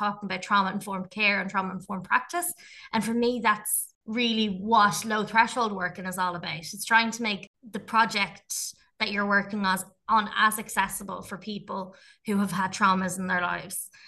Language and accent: English; Dublin, Leinster, Ireland; I grew up in Tala, and I would have seen a lot of injustice in the area